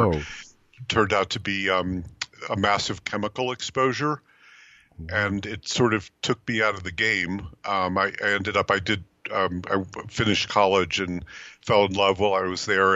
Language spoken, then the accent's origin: English; New York City, New York, United States; I grew up in New York City